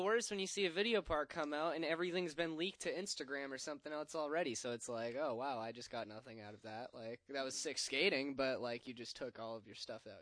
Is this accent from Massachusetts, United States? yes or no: yes; Middleborough, Massachusetts, United States; my hometown, Middleborough Skate Park.